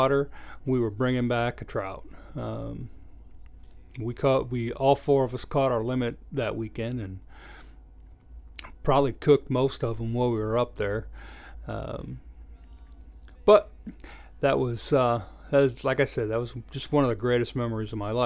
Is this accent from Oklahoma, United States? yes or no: no; Michigan, United States; also born or lived in Iowa; I was born in Iowa, but we grew up in Michigan.